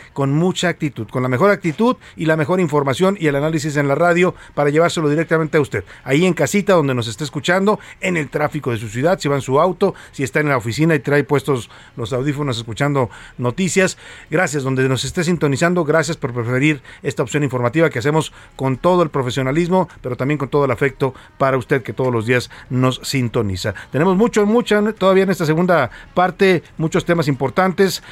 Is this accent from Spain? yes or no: no; Mexico; los mexicanos decíamos sentirnos felices en nuestro país